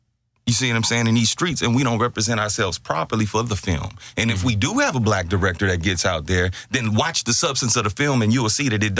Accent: Port Arthur, Texas, United States; moved away as an adult; now in Houston, United States; But I hail from Port Arthur, Texas, you know what I'm saying? 1998, Lincoln High School graduate. And been in Houston for the past 15 years.

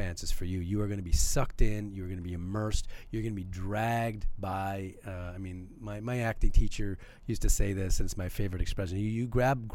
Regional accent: Canada; I'm born and bred in Canada.

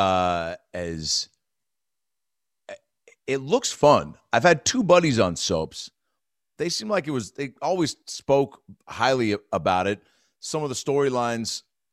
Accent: Seattle, Washington, United States; moved away; I'm from Seattle.

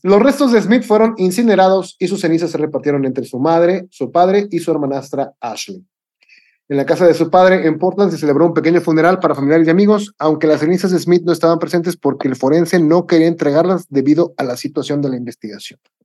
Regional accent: Mexico; como buen mexicano

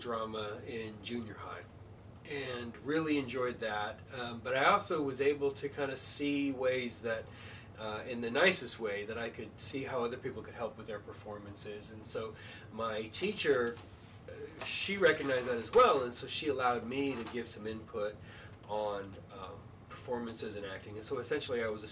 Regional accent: Bulverde, Texas, United States; also born or lived in San Antonio, Texas; Grew up in Bull Verde, Texas, and San Antonio

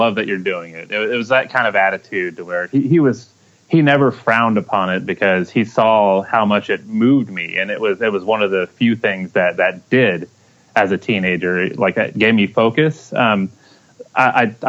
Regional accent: Kansas City, Kansas, United States; I was born and raised in Kansas City. I lived in the Kansas City, Kansas, Wyandotte County area

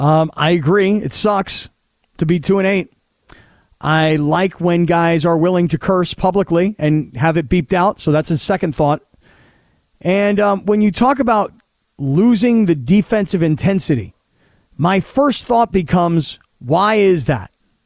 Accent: United States; I'm born in the United States

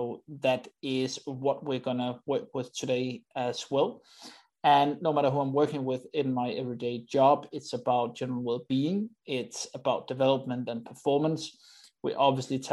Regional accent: Denmark; I'm from Denmark

